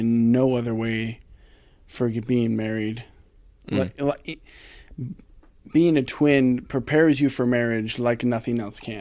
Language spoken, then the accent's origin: English; Ashland, Oregon, United States; I'm from Ashland